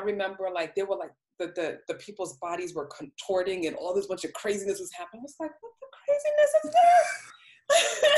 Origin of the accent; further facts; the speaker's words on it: New York, United States; moved away as an adult; also born or lived in the Southern United States; I'm from New York, you know, I was born and raised in New York and stuff like that. But I grew up as an adult in the South